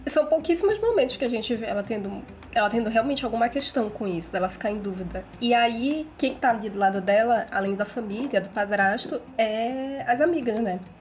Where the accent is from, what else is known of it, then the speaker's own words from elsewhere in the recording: Belém, Pará, Brazil; moved away; eu saí de Belém, eu tô morando em outra cidade, então eu fico assim, não fale mal da minha cidade, minha cidade é maravilhosa